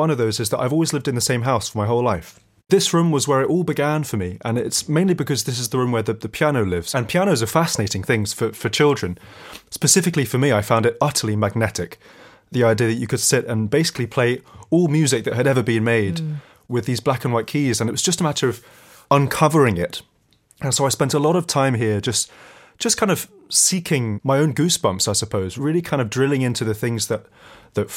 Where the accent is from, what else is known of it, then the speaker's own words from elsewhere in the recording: London, United Kingdom; I'm from North London.